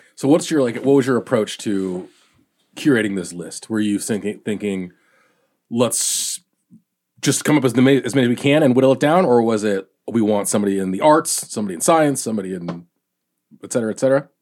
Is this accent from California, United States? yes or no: yes; Southern California, United States; me growing up in, in Southern California